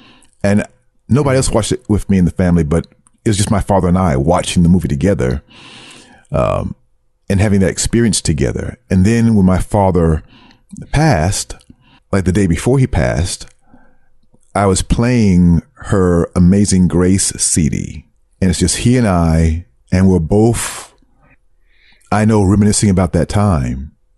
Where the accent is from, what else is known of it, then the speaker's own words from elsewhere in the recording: Brooklyn, New York, United States; accent: Brooklyn; they picked at me about the way I spoke, about my thick Brooklyn accent.